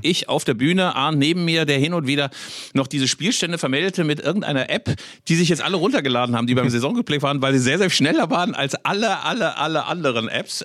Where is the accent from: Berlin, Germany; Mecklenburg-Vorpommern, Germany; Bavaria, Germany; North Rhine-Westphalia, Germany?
North Rhine-Westphalia, Germany; Bielefeld; ich als Bielefelder